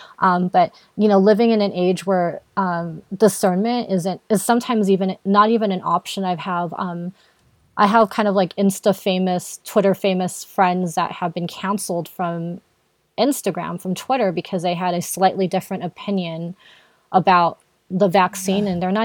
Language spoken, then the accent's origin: English; Philippines; being Filipino